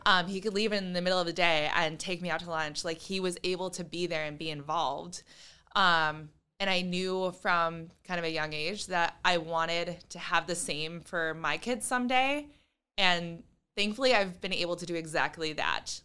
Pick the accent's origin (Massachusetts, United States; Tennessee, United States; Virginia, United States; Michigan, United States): Michigan, United States; Lake Shore; also born or lived in Grand Rapids, Michigan; I am from the Lake Shore